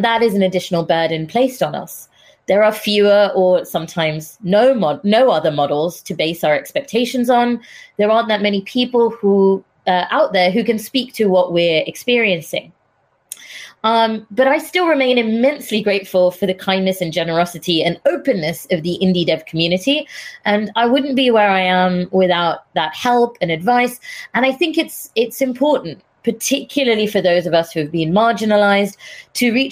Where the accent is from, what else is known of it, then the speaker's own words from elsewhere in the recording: India; now in United Kingdom; I'm Indian, not British Indian, as people assume, entirely Indian.